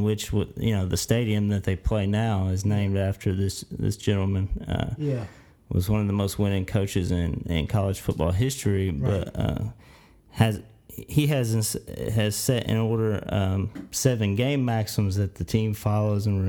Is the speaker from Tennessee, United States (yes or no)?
yes; Clinton, Tennessee, United States; I'm from Clinton, Tennessee